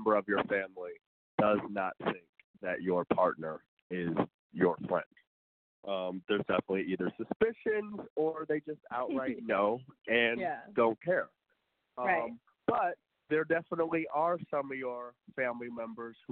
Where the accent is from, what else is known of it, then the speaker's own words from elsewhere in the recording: Indiana, United States; also born or lived in Detroit, Michigan; I grew up in Indiana